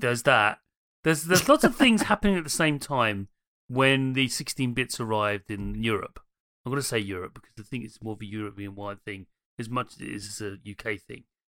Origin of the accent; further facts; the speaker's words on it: London, United Kingdom; I'm from Dem Londons